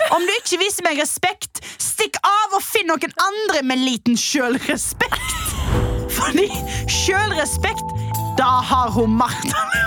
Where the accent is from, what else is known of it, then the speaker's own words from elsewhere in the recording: Stord, Vestland, Norway; jeg er fra Stord og fyller til sommeren 42 år gammel